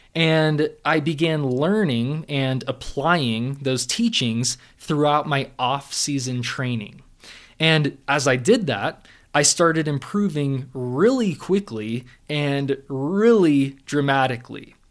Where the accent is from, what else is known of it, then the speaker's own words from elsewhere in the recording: Southern California, United States; growing up in Southern California